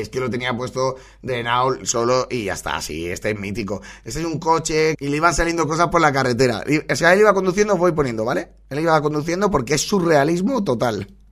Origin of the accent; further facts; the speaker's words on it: Valencia, Valencian Community, Spain; soy de Valencia